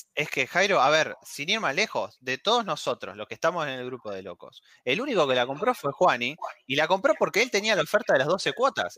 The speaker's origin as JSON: {"language": "Spanish", "country": "Argentina"}